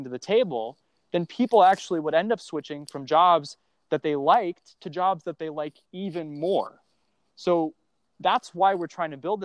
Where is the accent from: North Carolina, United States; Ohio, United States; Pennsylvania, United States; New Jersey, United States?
Ohio, United States; Cleveland; I grew up in Ohio, near Cleveland